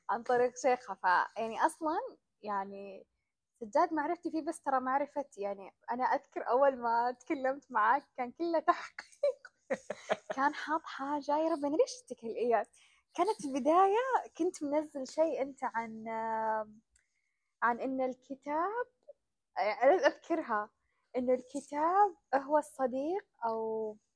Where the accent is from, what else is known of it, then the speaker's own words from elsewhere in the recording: Saudi Arabia; هنا احنا عندنا في السعودية لما نتعطل في الطريق